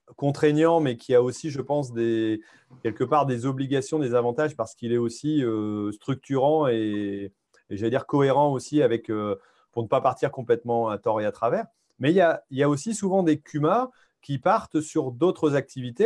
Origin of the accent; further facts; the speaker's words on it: Hauts-de-France, France; chez nous en Haute-France